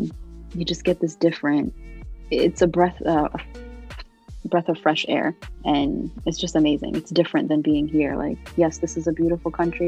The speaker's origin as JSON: {"language": "English", "country": "United States", "tie": "born or raised there", "also_born_or_lived": "Palestine", "first_language": "Arabic", "second_language": "English", "said": "Although I was born in America"}